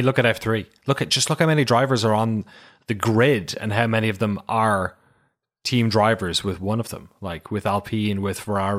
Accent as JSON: {"language": "English", "country": "Ireland", "said": "I love Pato Award as a Irish. I think I've mentioned it before, but the only other Irish Mexican collaboration I know was a Mexican Irish fusion restaurant in my hometown"}